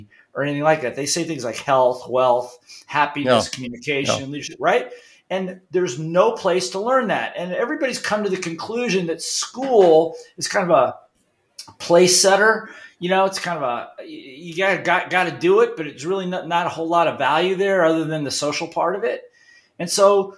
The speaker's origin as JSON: {"language": "English", "region": "Ohio", "country": "United States", "tie": "born or raised there", "also_born_or_lived": "Hawaii", "moved": "as an adult", "said": "I grew up in Ohio, in the Midwest"}